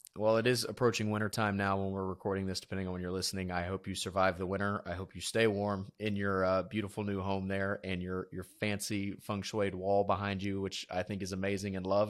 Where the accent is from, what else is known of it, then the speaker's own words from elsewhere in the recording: South Georgia, United States; moved away; I'm from South Georgia originally, which is like a swamp.